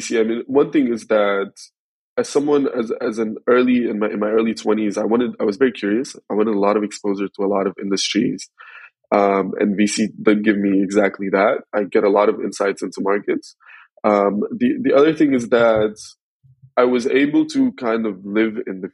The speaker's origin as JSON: {"language": "English", "country": "Sudan", "also_born_or_lived": "South Africa / San Francisco / Egypt", "moved": "yes", "lives_now": "Cape Town, South Africa", "said": "Sudan is my home country where my family lives"}